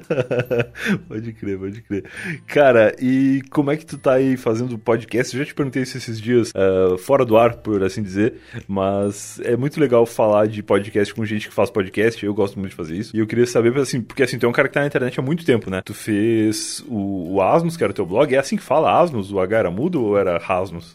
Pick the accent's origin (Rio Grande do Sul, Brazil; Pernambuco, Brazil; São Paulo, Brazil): Rio Grande do Sul, Brazil; moved away; quando eu saí do Rio Grande do Sul, eu percebi que a gente fala tudo errado